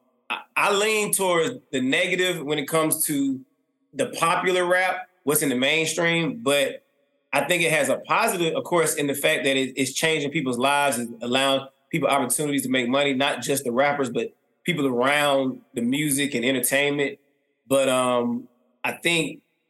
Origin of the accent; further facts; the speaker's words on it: East Point, Georgia, United States; I grew up in College Park, East Point, all my life